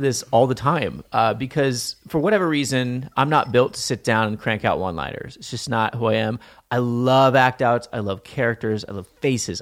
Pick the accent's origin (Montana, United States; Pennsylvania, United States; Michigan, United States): Montana, United States; I grew up in Montana